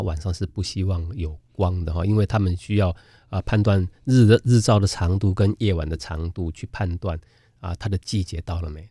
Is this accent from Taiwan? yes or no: yes; Keelung, Taiwan; 我小的时候是住在基隆